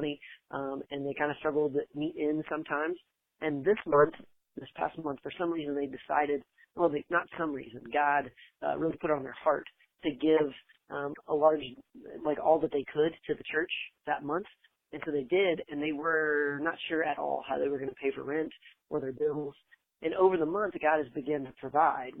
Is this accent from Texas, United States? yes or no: yes; San Marcos, Texas, United States; I'm from San Marcos, Texas